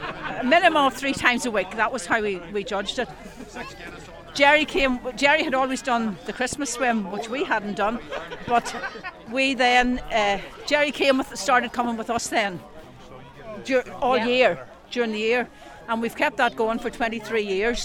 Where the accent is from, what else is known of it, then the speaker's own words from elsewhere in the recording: Rostrevor, Northern Ireland, United Kingdom; we're what we call locals. That means that you have parents, grandparents, and great grandparents